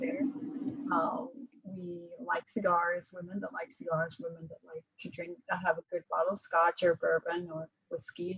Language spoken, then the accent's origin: English; Prague, Czechia; moved away; I was born in Prague in Czech Republic.